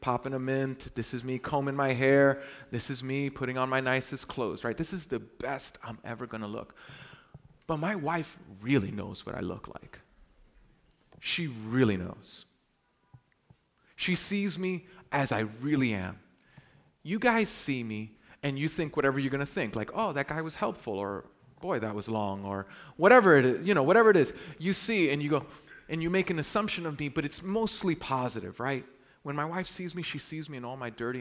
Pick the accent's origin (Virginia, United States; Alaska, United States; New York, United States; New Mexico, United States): New York, United States; New York City; I'm from Brooklyn